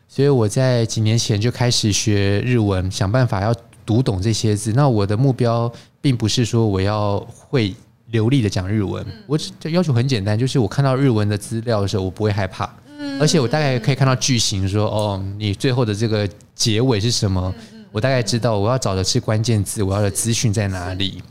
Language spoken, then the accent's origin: Chinese; Taiwan; 我是中国人嘛，台湾人